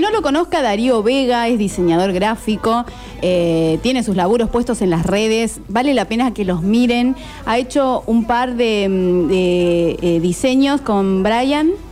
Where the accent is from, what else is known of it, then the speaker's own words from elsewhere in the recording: Córdoba, Argentina; moved away as an adult; also born or lived in Esquel, Chubut; now in Necochea, Argentina; Soy cordobesa. Y me vine a vivir a Necochea hace 10 años